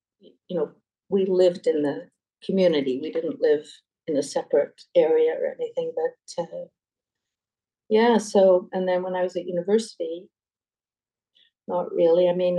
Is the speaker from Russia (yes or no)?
no; Canada; also born or lived in Switzerland; I was born in Switzerland. My parents are Canadian, we're Canadian.